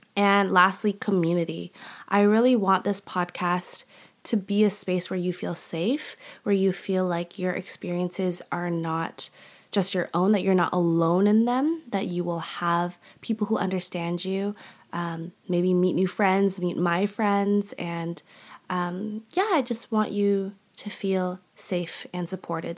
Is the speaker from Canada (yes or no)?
yes; Canada; also born or lived in Malaysia; I'm Canadian. That's a huge part of my identity. Um, but also a huge part of my heart is also Malaysia.